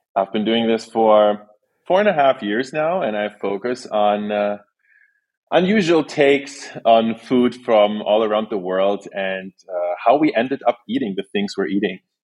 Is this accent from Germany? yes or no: yes; Berlin, Germany; also born or lived in Saint Petersburg, Russia; then I moved to Germany, which is where I grew up, in Berlin, Germany